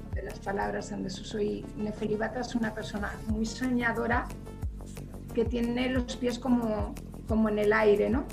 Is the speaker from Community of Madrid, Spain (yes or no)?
yes; Villarejo de Salvanés, Community of Madrid, Spain; also born or lived in Aranjuez; mi pueblo, ¿no? Que, es un pueblo pequeñito de Madrid